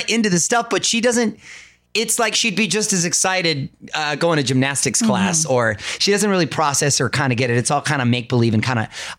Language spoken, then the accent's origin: English; Chula Vista, California, United States; I'm from Chula Vista. I'm a child of immigrants, and I was a border town kid.